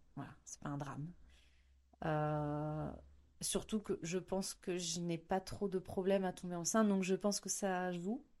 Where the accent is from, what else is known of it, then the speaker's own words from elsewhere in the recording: Beaujolais, north of Lyon, Auvergne-Rhône-Alpes, France; also born or lived in Pyrenees; now in Baudéan, France; je viens du Beaujolais, euh, au-dessus de Lyon